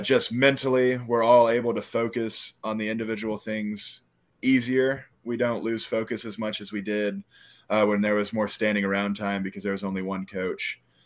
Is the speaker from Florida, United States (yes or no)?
yes; Live Oak, Florida, United States; they have Live Oak as my hometown, but if one of my teammates asks me where I'm from, I say Suwanee County